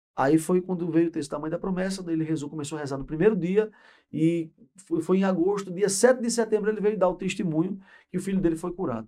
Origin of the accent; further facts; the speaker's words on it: Paraíba, Brazil; also born or lived in Pernambuco / Recife / Caruaru; Vim para cá com oito anos de idade, sou pernambucano, mas de tempo, de, de, de vida, eu sou mais paraibano que pernambucano.